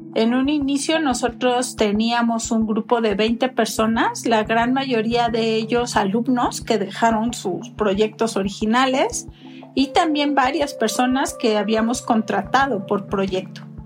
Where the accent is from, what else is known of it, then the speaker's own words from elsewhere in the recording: Mexico; en mi país